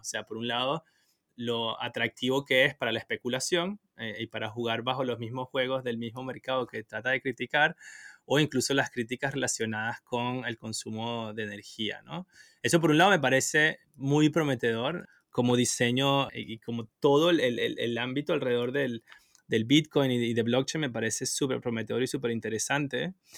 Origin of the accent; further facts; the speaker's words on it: Venezuela; moved away; also born or lived in Asia; no estoy en Europa, estoy en, en, Asia, pero soy de Venezuela